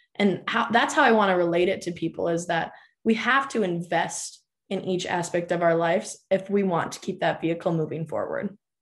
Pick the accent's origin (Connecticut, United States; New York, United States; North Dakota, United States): North Dakota, United States; Minot; now in Grand Forks, United States; I actually did my undergrad at Minot State University. That's my hometown